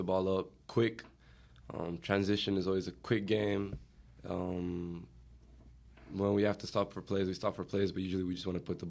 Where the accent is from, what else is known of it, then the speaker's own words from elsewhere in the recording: Portugal; also born or lived in Utah; now in United States; I'm from Portugal.